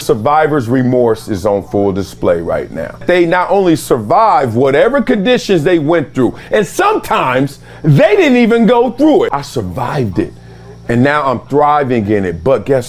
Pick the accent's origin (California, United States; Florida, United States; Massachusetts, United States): California, United States; Compton; since I'm from Compton